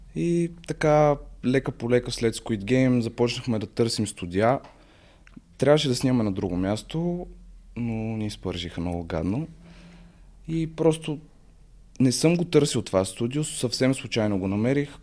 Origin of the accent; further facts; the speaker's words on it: Sofia, Sofia City, Bulgaria; на 20 години съм от София